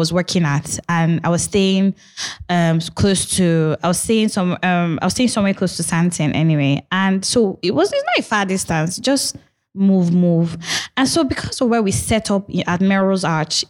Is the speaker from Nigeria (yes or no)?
yes; Nigeria; as a black, like as a Nigerian